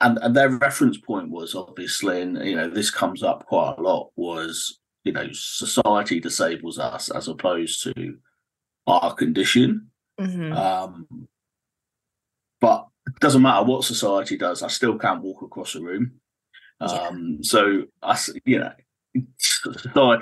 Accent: Cornwall, South West England, United Kingdom; So I grew up in Cornwall.

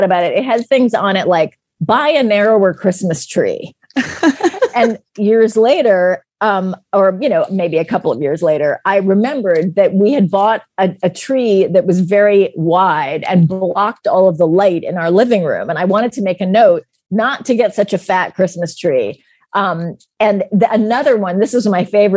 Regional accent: United States; as an American

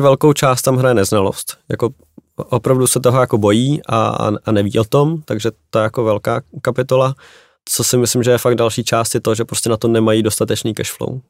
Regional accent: Czechia; jako Češi

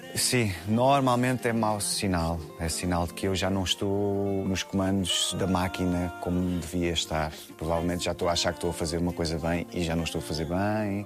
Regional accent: Queluz, Lisbon, Portugal; Eu acho que sou resultado de uma infância feliz no subúrbio de Lisboa, cresci em Queluz

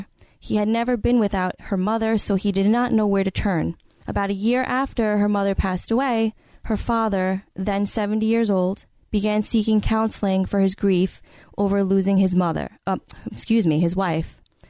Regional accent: New York City, New York, United States; I grew up in Queens, New York.

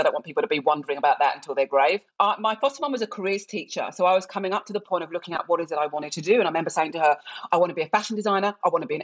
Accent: England, United Kingdom; accent: English; moved away as an adult; also born or lived in Nigeria; now in Australia; I was born in England and I was one of many Nigerian children of middle-class families that were fostered in England

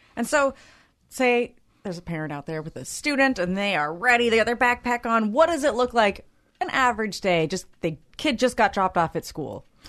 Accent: Claremont, California, United States; I grew up in Claremont, and so I was uh, I went to Claremont High School

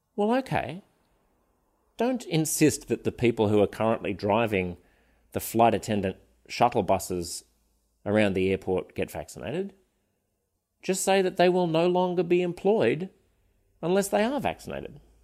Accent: Australia; our future communally as Australian citizens

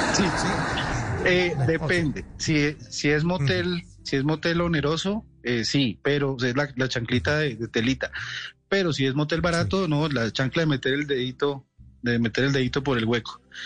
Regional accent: Colombia; los que nos criamos, por ejemplo, en ciudades intermedias

